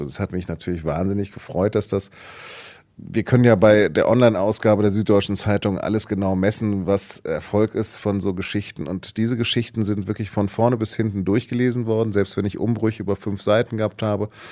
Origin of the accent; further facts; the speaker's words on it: Hanover, Lower Saxony, Germany; moved away; bin dann in meine Heimatstadt Hannover zurückgefahren